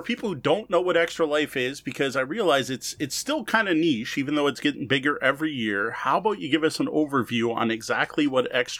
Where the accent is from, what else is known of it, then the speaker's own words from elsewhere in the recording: Canada; It's just not worth it in Canada, unfortunately, despite being Canadian.